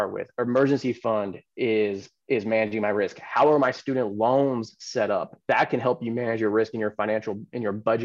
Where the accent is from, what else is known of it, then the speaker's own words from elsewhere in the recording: Silicon Valley, California, United States; I grew up in Silicon Valley